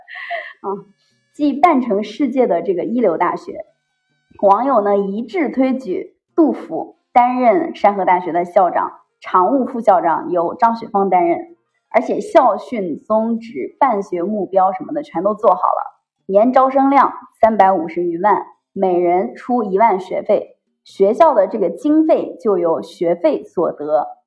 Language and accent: Chinese; Henan, China; moved away as an adult; 因为我是河南人嘛